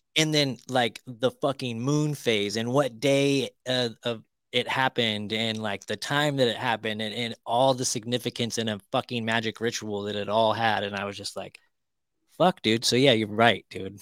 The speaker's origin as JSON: {"language": "English", "region": "California", "country": "United States", "tie": "born or raised there", "moved": "yes", "said": "I grew up in California"}